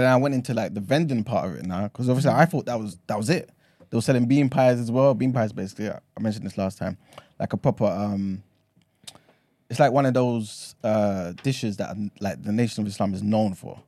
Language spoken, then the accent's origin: English; London, United Kingdom; accent: London; also born or lived in Ghana; I'm from London